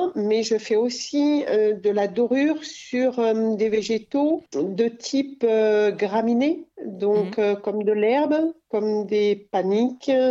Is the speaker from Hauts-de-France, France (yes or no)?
no; Cantal, Auvergne-Rhône-Alpes, France; moved away; also born or lived in Lozère / Paris / Montagne Noire; j'ai passé mon enfance dans le Cantal